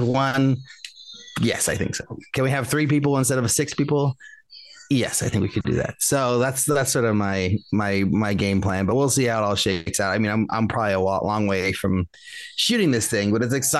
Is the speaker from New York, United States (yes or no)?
no; Vallejo, California, United States; my hometown in Vallejo